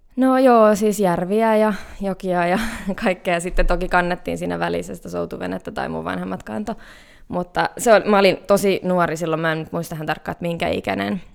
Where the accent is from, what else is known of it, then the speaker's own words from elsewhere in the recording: Hämeenkyrö, Pirkanmaa, Finland; also born or lived in Greece / Cyprus / Tampere; now in Helsinki, Finland; mä oon kotoisin semmoiselta paikkakunnalta kuin Hämeenkyrö